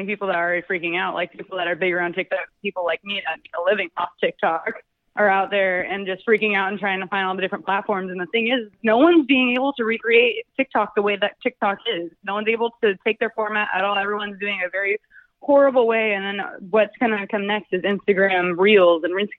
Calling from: Sacramento, California, United States; Like Sacramento area.

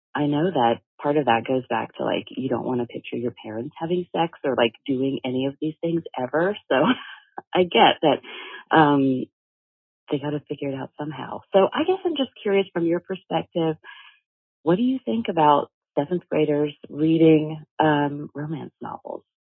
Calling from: Birmingham, Alabama, United States; I am calling from Birmingham, Alabama

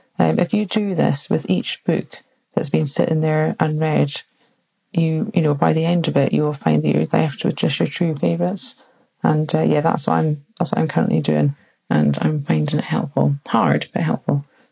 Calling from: United Kingdom; I'm calling from the United Kingdom.

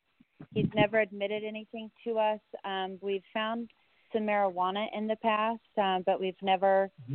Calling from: San Antonio, Texas, United States; I'm calling from San Antonio.

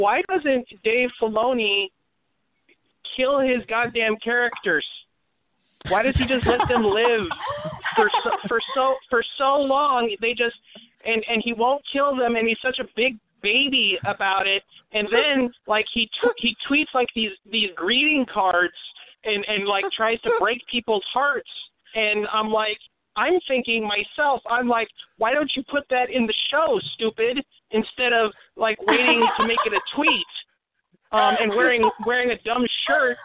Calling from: Portland, Oregon, United States; I'm calling from Portland in Oregon

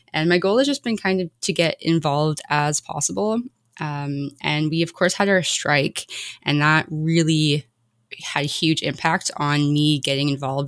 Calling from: Nanaimo, British Columbia, Canada; I am from Nanaimo, which is the traditional and unceded territory of the Coast Salish people

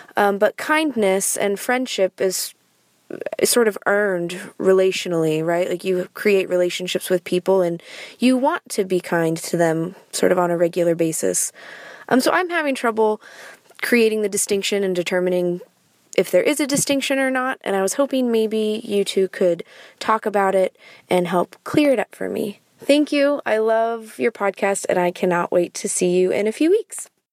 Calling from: Seattle, Washington, United States; I'm calling from Seattle.

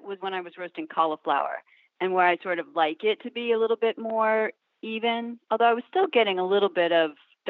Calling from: Wellfleet, Massachusetts, United States; I'm calling from Wellfleet, Massachusetts.

